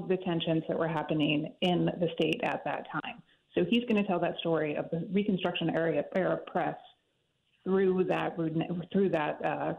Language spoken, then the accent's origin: English; Chicago, Illinois, United States; now in New Orleans, United States; I've been here since 95. I grew up in Chicago